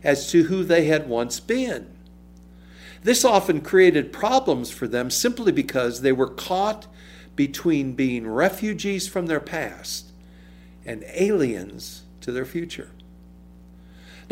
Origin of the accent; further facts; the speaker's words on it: Chicago, Illinois, United States; As a young child growing up in Chicago